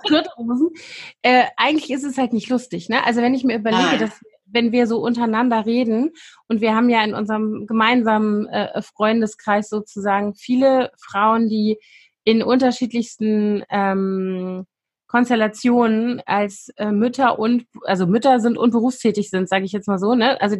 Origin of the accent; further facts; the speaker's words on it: West Germany, Germany; also ich bin ja in Westdeutschland groß geworden